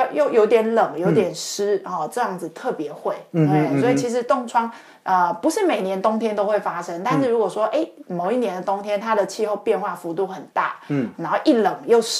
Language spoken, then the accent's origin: Chinese; Taiwan; 像我们台湾人比较特别，因为我们。呃，夏天很热，然后冬天可能我们也没有期待说会非常非常冷